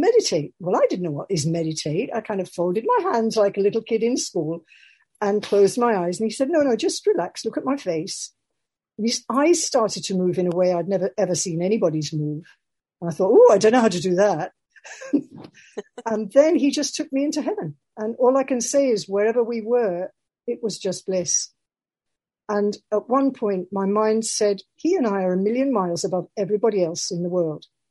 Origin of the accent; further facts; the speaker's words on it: Birmingham, West Midlands, United Kingdom; I'm a Quaker from Birmingham